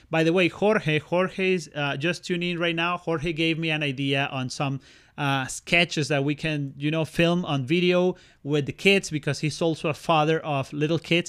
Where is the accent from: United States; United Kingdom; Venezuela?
Venezuela; now in Canada; Christmas in my home country in Venezuela